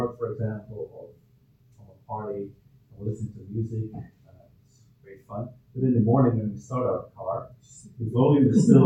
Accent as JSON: {"language": "English", "country": "Belgium", "moved": "yes", "lives_now": "Ireland", "said": "I'm originally from Belgium"}